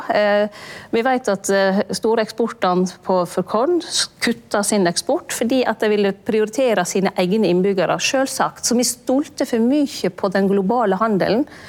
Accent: Lærdal, Vestland, Norway; hjemme i Lærdal, oppe i lia

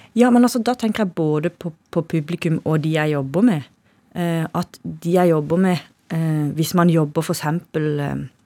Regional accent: Kristiansand, Agder, Norway; det er kanskje der jeg vokste opp.

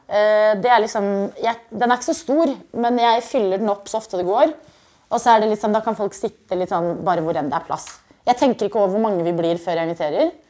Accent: Stord, Vestland, Norway; born there; Jo, men jeg er født på Stord

